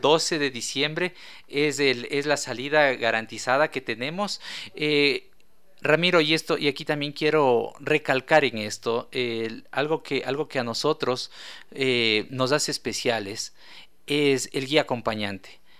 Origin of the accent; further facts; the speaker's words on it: Ecuador; nosotros como ecuatorianos